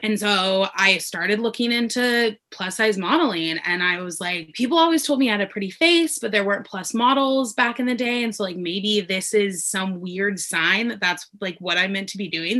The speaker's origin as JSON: {"language": "English", "town": "Denver", "region": "Colorado", "country": "United States", "moved": "as an adult", "lives_now": "Los Angeles, United States", "said": "I'm originally from Denver, Colorado. I now live in Los Angeles"}